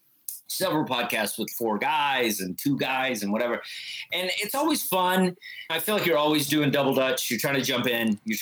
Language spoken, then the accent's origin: English; the South, United States; Yeah, we're from the South.